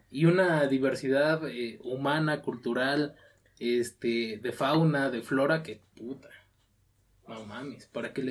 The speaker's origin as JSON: {"language": "Spanish", "country": "Mexico"}